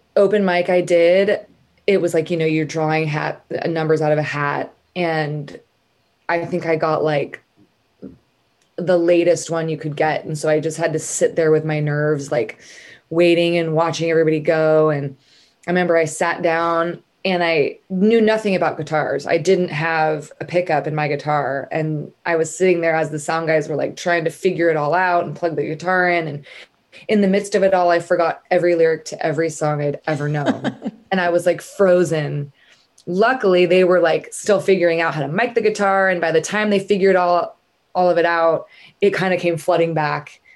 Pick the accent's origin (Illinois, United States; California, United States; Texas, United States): California, United States; Northern; moved away as an adult; also born or lived in San Diego / San Francisco; now in Nashville, United States; I'm from Northern California. Um, and I lived there until I was 17.